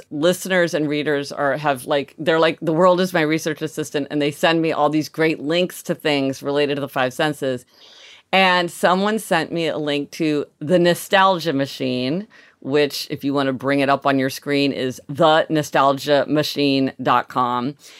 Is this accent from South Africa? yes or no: yes; Soweto, Gauteng, South Africa; Growing up in Soweto, our dream was to put another room on our house.